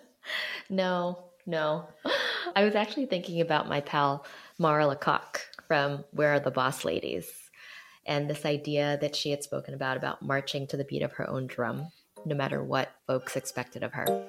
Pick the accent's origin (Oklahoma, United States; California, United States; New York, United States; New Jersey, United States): New Jersey, United States; Jersey City; Growing up in Jersey City